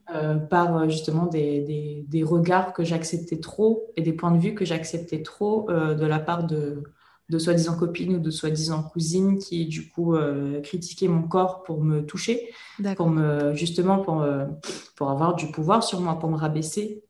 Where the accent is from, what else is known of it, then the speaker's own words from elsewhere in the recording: Réunion; je viens de La Réunion